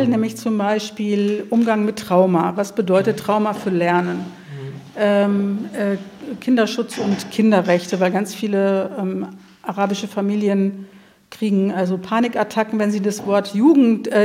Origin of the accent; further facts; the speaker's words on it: Syria; now in Germany; Und ich bin selber 2012 aus Syrien geflüchtet.